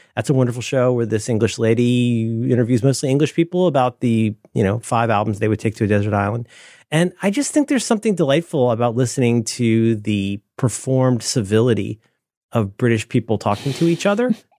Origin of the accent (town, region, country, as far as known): United States